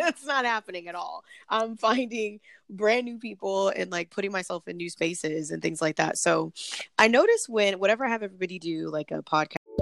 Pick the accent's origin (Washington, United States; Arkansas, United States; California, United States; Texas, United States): California, United States; Los Angeles